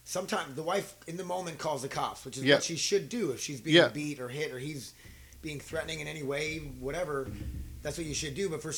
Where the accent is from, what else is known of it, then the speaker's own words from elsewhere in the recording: Milbank, South Dakota, United States; moved away as an adult; I'm from small town South Dakota.